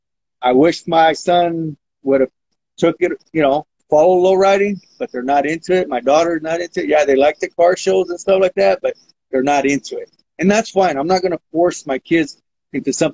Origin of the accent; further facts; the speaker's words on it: Modesto, California, United States; Growing up in South Modesto